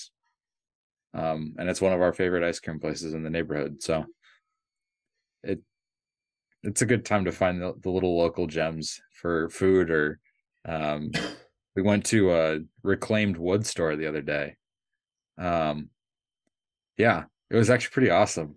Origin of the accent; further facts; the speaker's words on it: Minneapolis, Minnesota, United States; now in Michigan, United States; I grew up in Minneapolis